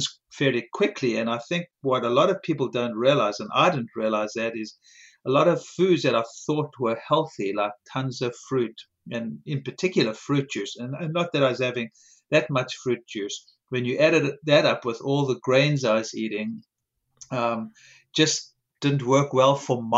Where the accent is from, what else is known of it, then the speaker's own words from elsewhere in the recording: South Africa; moved away; I grew up in South Africa